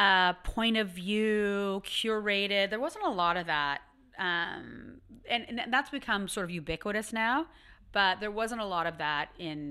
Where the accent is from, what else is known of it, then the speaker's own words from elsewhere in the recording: Ottawa, Ontario, Canada; I'm from Ottawa